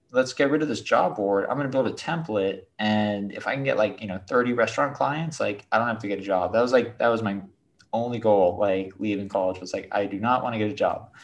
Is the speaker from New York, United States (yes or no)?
no; Detroit, Michigan, United States; I was born in Detroit.